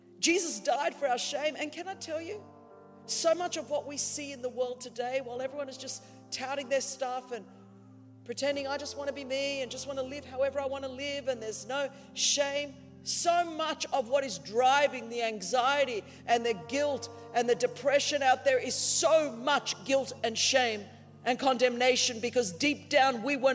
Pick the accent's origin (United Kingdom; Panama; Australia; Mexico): Australia; I'm Australian